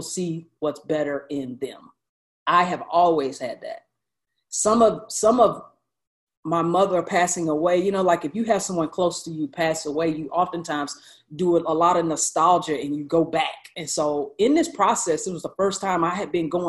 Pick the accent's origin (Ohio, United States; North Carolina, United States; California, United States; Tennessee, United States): North Carolina, United States; High Point; my hometown of High Point, North Carolina